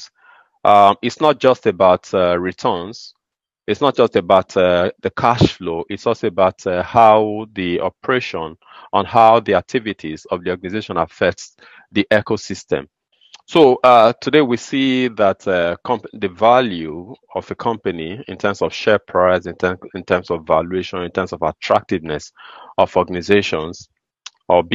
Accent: Nigeria; I am from Nigeria

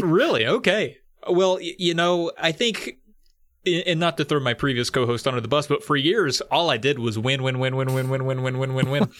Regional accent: rural Virginia, United States; I grew up and live in rural Virginia

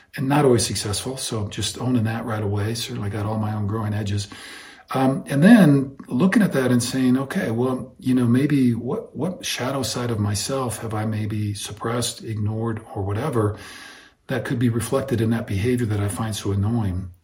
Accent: Iowa, United States; I grew up in Iowa

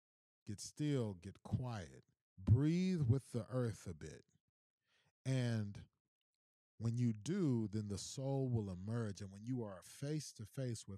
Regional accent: Missouri City, Texas, United States; I'm from Houston, born and bred, from H-Town down, 77489 for the nose who know, Mo City

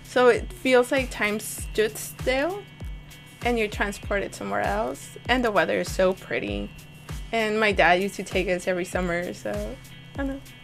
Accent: Monterrey, Nuevo León, Mexico; moved away; also born or lived in Hidalgo, Texas; I was born in Monterrey. I come from a very Mexican Catholic family

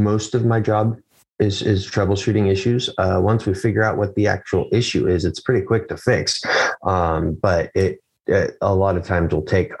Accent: Chehalis, Washington, United States; also born or lived in Morton, Washington; now in St. Helens, United States; I grew up in Lewis County, Washington.

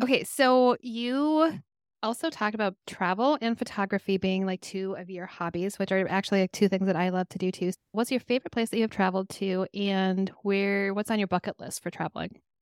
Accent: Minnesota, United States; also born or lived in Colorado; I was born in Colorado, but I lived in I've lived in Minnesota since I was 7

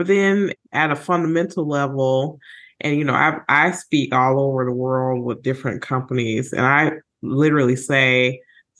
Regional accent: Illinois, United States; I'm from Illinois, so this law interests me a lot.

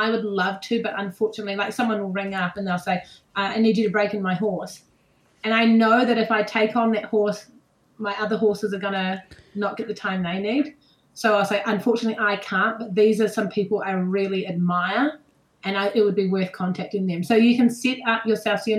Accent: England, United Kingdom; Okay, I'm England. I'm from England.

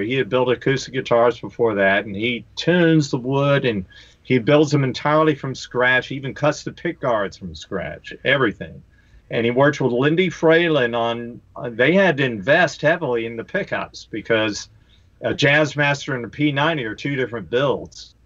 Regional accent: Greensboro, North Carolina, United States; where I grew up, I'm from Greensboro, North Carolina

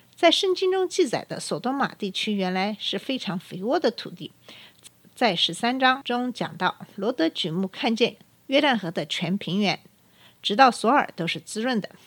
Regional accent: China; 我这个在中国长大，接受的是无神论教育的中国人

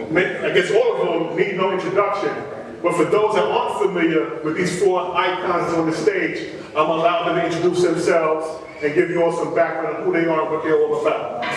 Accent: New York City, New York, United States; moved away; also born or lived in Baltimore, Maryland; I grew up as a hip-hopper, right? Born and raised in Brooklyn, New York in the early 80s

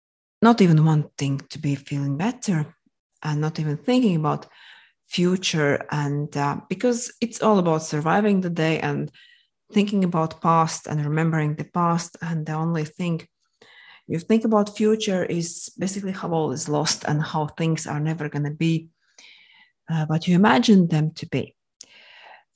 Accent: Latvia; English is a second language; moved away as an adult; now in Moscow, Russia; originally, I'm from Latvia, hence the accent you might have noticed. I'm not the native English speaker

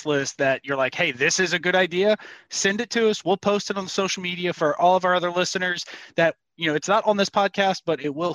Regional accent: Cajun, Louisiana, United States; I'm Cajun

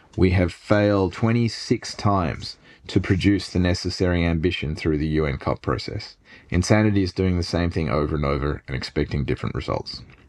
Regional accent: Sydney, New South Wales, Australia; I grew up in Bardwell Park beside a golf course and a nature reserve on a stream that might be called the tributary of Woolite Creek

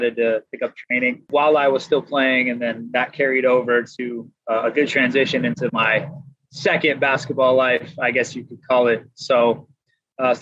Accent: Vancouver, Washington, United States; moved away as an adult; also born or lived in Kansas; Played near Portland, Oregon, so I'm from the Northwest. Vancouver, Washington, to be exact, Evergreen High School

